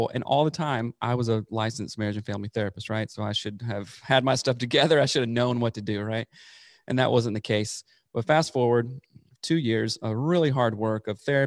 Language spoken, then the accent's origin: English; South Carolina, United States; moved away as an adult; also born or lived in Seattle; I'm originally from South Carolina, born and raised there, grew up there in the Bible Belt